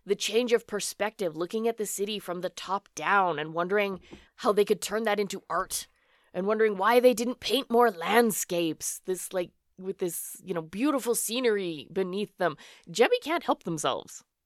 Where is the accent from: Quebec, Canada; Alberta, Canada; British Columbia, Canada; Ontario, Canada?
Alberta, Canada; Born and raised in Canada. I have always lived here in Alberta